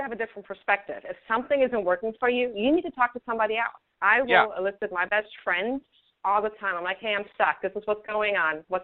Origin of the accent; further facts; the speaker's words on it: Germany; English is a second language; now in United States; I grew up in Germany, which is a very different culture.